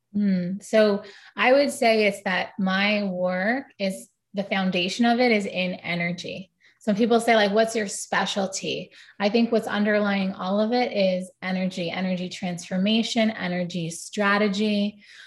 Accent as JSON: {"language": "English", "town": "New York City", "region": "New York", "country": "United States", "tie": "born or raised there", "said": "growing up in New York City"}